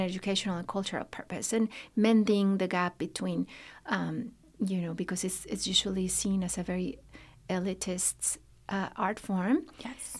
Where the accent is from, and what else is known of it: León, Guanajuato, Mexico; born or raised there; moved away as an adult; now in Lexington, United States